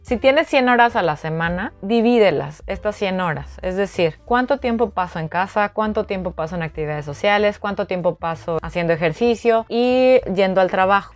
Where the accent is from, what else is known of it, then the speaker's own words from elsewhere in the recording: Veracruz, Mexico; moved away as an adult; now in Paris, France; en nuestro caso México